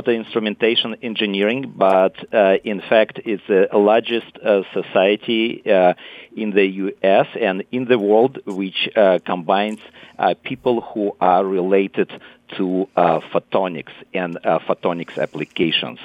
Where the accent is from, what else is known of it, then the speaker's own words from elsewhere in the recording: Moscow, Russia; moved away as an adult; also born or lived in Italy; now in California, United States; I was born and raised in Moscow